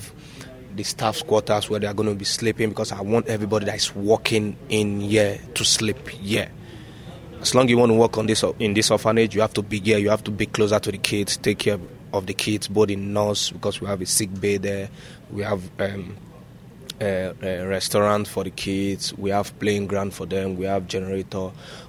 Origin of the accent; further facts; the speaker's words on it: Nigeria; moved away as an adult; now in China; I was born and brought up in Nigeria.